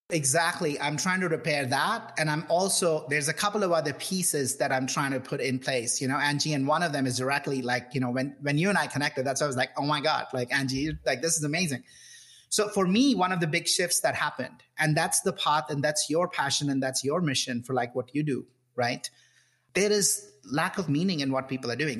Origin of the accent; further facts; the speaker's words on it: India; moved away; I grew up in India you know classic uh, son of middle class family growing up in this in this in the 70s and 80s in India